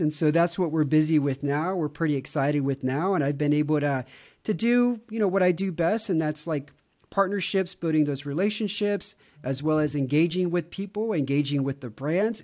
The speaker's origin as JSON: {"language": "English", "town": "Houston", "region": "Texas", "country": "United States", "tie": "born or raised there", "moved": "as an adult", "lives_now": "Romania", "said": "I grew up in Houston, which was consistently voted the fattest city in America"}